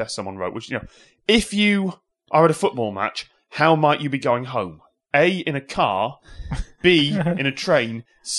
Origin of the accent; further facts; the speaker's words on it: Nottingham, East Midlands, United Kingdom; I'm from Nottingham.